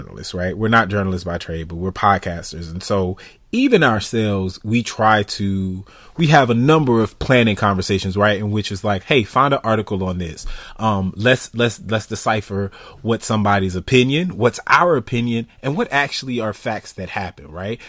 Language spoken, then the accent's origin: English; United States; I'm American.